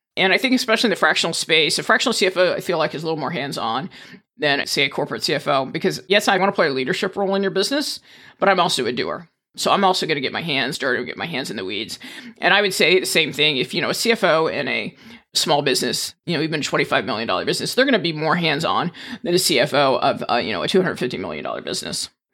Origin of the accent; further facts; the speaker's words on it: East Coast, United States; moved away as an adult; also born or lived in Indiana / Maryland / Virginia; now in Saint Charles, United States; born in Indiana, but I've spent most of my childhood out on the East Coast